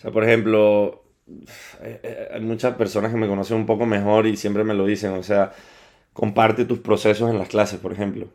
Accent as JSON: {"language": "Spanish", "town": "Caracas", "region": "Capital District", "country": "Venezuela", "tie": "born or raised there", "also_born_or_lived": "Lisbon / Southampton / Mexico / Colombia", "moved": "as an adult", "lives_now": "Madrid, Spain", "said": "Yo soy de Venezuela, o sea, nacido y criado en, en Caracas, Venezuela"}